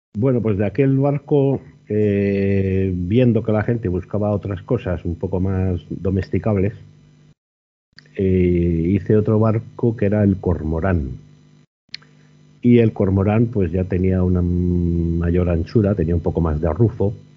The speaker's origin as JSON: {"language": "Spanish", "town": "Burgos", "region": "Castile and León", "country": "Spain", "said": "aquí en Burgos? Pues, pues porque es mi tierra"}